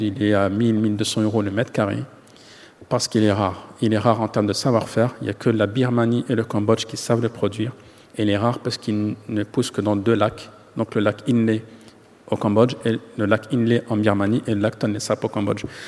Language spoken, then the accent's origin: French; Paris, Île-de-France, France; je suis né en France, j'ai grandi en France